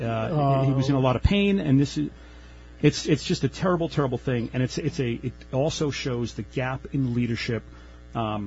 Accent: Northport, New York, United States; I grew up in Northport. It's a water community. It's a beach community.

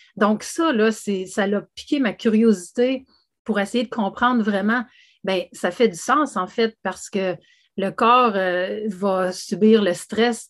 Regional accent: Canada; je suis canadienne de naissance

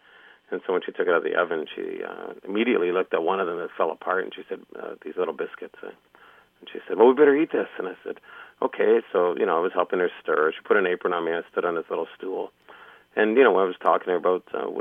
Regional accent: Toronto, Ontario, Canada; She met my dad and moved to a big city, Toronto, and we grew up sort of in the Lower East Side in Toronto

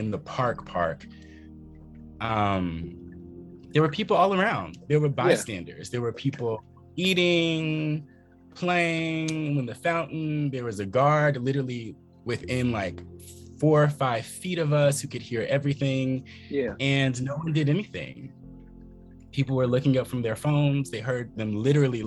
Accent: the South, United States; moved away; also born or lived in Philadelphia, Pennsylvania; being a Southerner

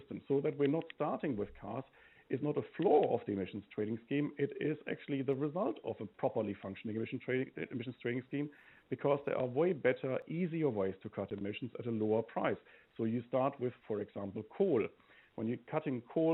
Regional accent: Germany; now in New Zealand; I come from Germany

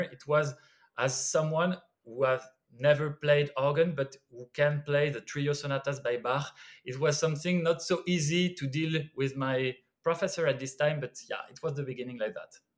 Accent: Brittany, France; English is a second language; moved away; also born or lived in Lyon; I'm from the countryside. I'm from Brittany, and there was no music at all.

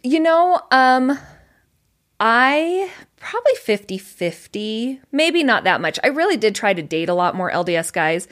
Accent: Colorado, United States; moved away as an adult; now in Utah, United States; Originally Colorado

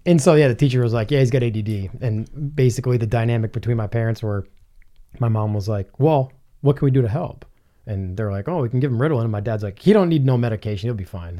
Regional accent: New Hampshire, United States; I'm from New Hampshire

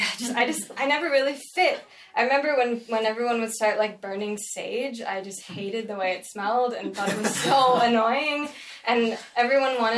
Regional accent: California, United States; I'm from California

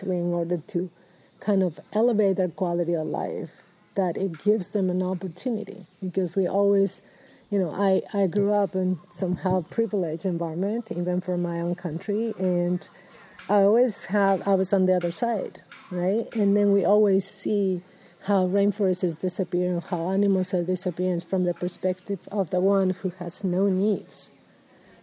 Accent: Peru; moved away as an adult; now in Washington State, United States; So I'm originally from Peru. I've gotten my education in Peru

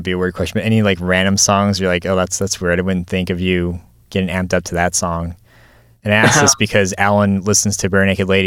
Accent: Arizona, United States; I'm from Arizona too

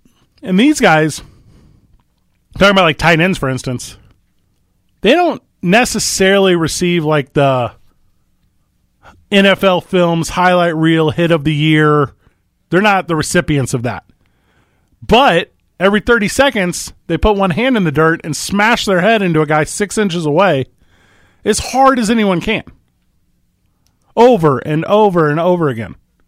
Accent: Midwest, United States; where I grew up in the Midwest, you weren't allowed to be vulnerable.

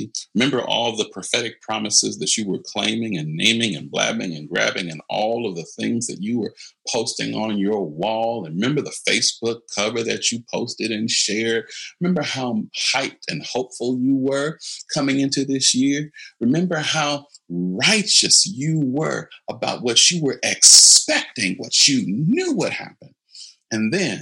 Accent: United States; especially as Americans

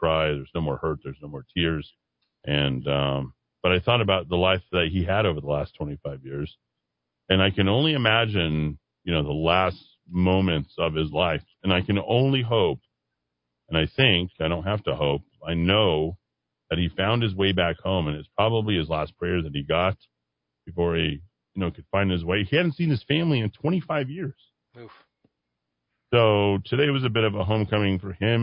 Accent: Albuquerque, New Mexico, United States; growing up in Albuquerque

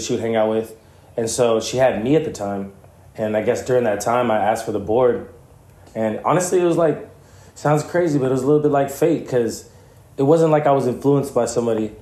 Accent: Santa Ana, California, United States; also born or lived in Chicago; I grew up in Santa Ana, California.

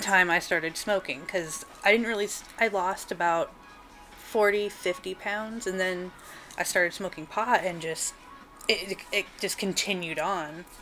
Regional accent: Portland, Oregon, United States; also born or lived in Grants Pass, Oregon; I was born in Grants Pass here in Oregon, mm-hmm. and then I've lived most of my life in Portland. We actually moved here when I was about six, so I spent most of my childhood

